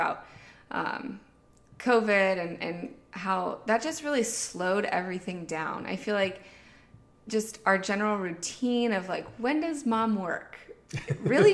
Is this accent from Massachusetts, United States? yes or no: no; Pittsburgh, Pennsylvania, United States; moved away as an adult; now in Outer Banks, United States; My husband and I, Jason, we were born and raised in Pittsburgh, high school sweethearts